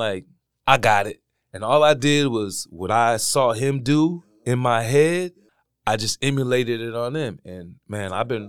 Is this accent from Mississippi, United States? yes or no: no; Milwaukee, Wisconsin, United States; man. I'm from here from Milwaukee, Wisconsin, born and raised. Been here my whole life, all.